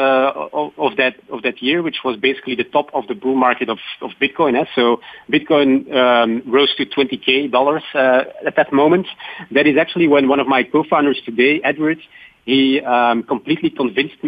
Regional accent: Belgium; Belgium, my home country

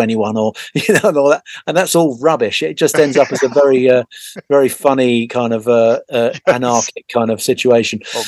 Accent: Hastings, South East England, United Kingdom; my hometown of Hastings

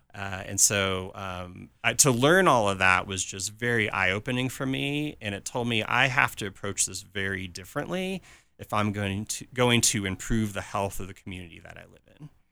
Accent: California, United States; moved away as an adult; also born or lived in Saint Louis, Missouri / Birmingham, Alabama / Tulsa, Oklahoma; I grew up in California

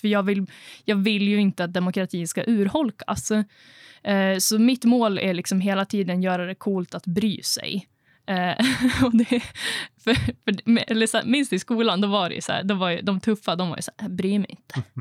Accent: Östersund, Jämtland, Sweden; moved away as an adult; also born or lived in Norrbotten; now in Piteå, Sweden; jag är ju uppvuxen i Östersund

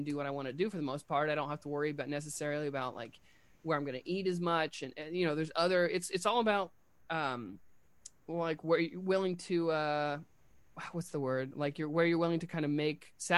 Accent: Indiana, United States; now in New York, United States; I'm from Indiana

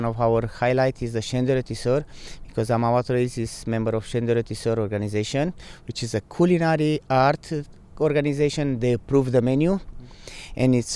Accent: Bucharest, Romania; I'm coming from Romania, from Bucharest.

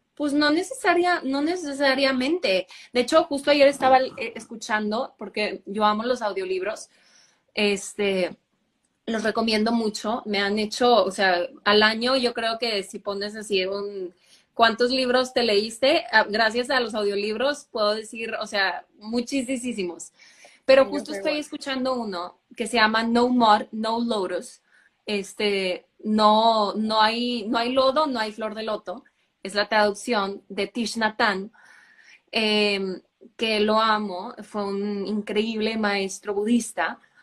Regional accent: Monterrey, Nuevo León, Mexico; also born or lived in Canada / Germany; nací en Monterrey. Eh, aquí crecí también

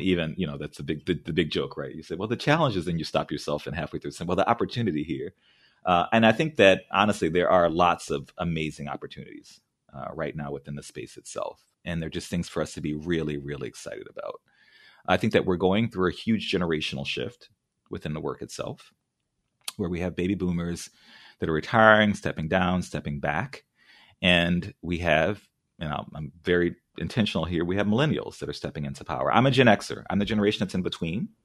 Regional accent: New Orleans, Louisiana, United States; now in San Francisco, United States; I grew up in New Orleans

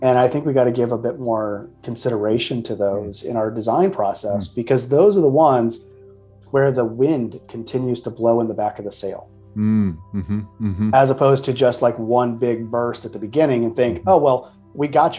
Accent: Midwest, United States; I'm from the Midwest, so passive aggressiveness is the way we sort of live

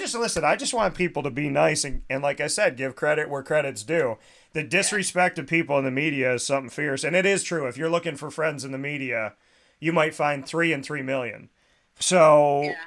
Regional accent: Syracuse, New York, United States; Because he disrespects Syracuse something awful. So if I had the chance to knock out Doug Gottlieb, I think my hometown would go nuts.

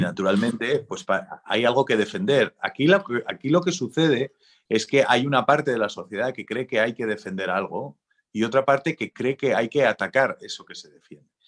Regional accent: San Sebastián, Basque Country, Spain; soy un pijo de San Sebastián del Boulevard

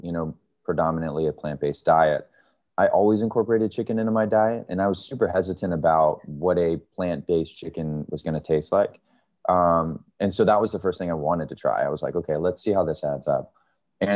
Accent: Florida, United States; also born or lived in Maryland; growing up on the East Coast, I'm originally from Maryland and living in Florida for the most of my life.

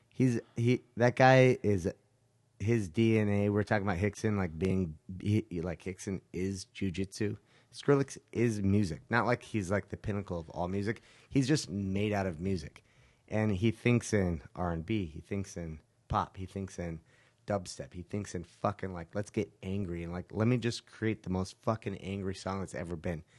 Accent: Utah, United States; moved away; also born or lived in California; I grew up in Utah, right, as a little kid

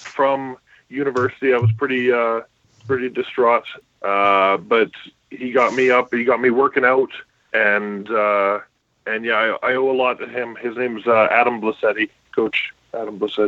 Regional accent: Calgary, Alberta, Canada; also born or lived in Saginaw, Michigan; I played football since grade 5 in Calgary. I grew up in the Southwest in Haysboro.

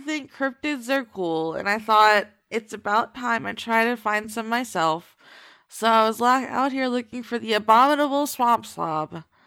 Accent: Florida, United States; my home state

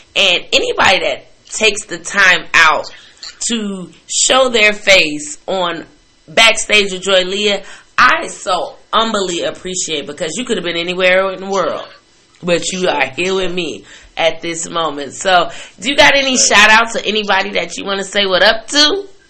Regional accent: Chicago, Illinois, United States; I'm from Chicago, and you know Midwest

